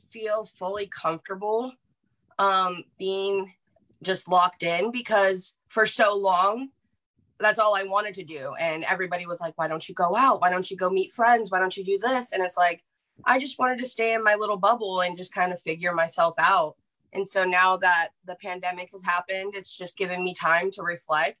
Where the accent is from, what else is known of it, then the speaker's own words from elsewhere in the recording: Central California, United States; I am from Central California, so kind of beachy area.